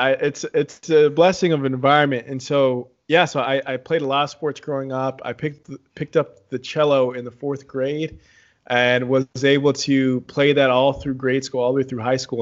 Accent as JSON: {"language": "English", "town": "San Antonio", "region": "Texas", "country": "United States", "tie": "born or raised there", "also_born_or_lived": "Dallas", "said": "I grew up in Texas, born and raised, I was born in Dallas, grew up in San Antonio, uh, spent, yeah, my childhood in San Antonio"}